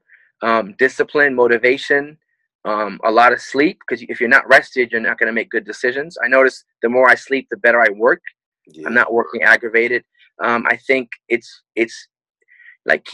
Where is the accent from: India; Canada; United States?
Canada; moved away; I'm Canadian